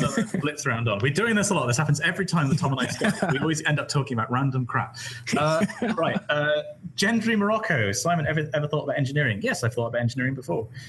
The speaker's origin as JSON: {"language": "English", "area": "West Country", "region": "South West England", "country": "United Kingdom", "said": "I'm from the West Country and English isn't like my first language."}